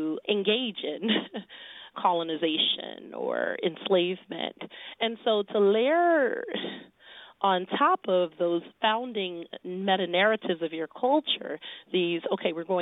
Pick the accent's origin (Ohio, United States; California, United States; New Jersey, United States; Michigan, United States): Michigan, United States; Detroit; moved away; I grew up in Detroit